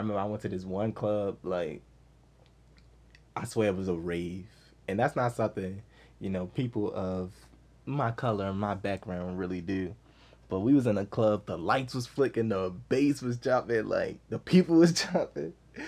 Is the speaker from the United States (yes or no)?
yes; Baltimore, Maryland, United States; Where from, Maryland? I'm from Baltimore.